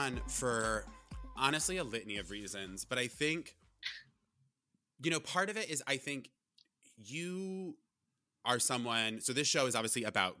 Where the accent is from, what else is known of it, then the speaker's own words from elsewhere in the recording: Vermont, United States; now in New York, United States; I'm from Vermont.